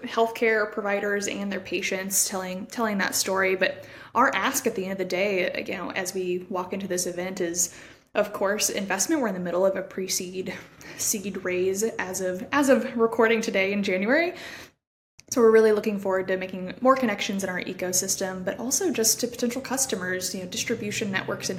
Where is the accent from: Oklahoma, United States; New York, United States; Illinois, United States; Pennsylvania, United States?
Oklahoma, United States; Stillwater; that's my hometown, so I love getting to see the clinics that I grew up going to and being around